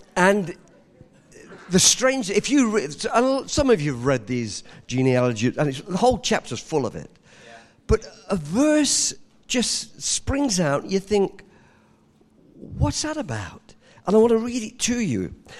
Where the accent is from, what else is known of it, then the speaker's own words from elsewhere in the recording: England, United Kingdom; moved away; I was born in England